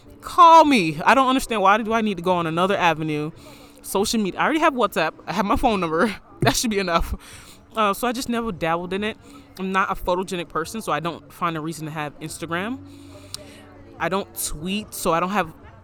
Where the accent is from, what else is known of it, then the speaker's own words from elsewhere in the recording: Florida, United States; moved away; So I would occasionally post pictures because everybody in my hometown, because I was out of Florida by then.